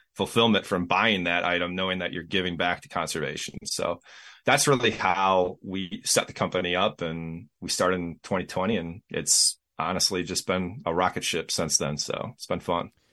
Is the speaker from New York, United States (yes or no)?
no; Racine County, Wisconsin, United States; I'm in uh, Racine County in southeast Wisconsin